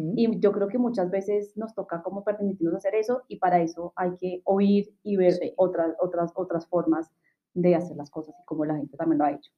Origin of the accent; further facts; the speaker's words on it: Bogotá, Colombia; also born or lived in Chile; las dos somos hermanas, somos de Bogotá, Colombia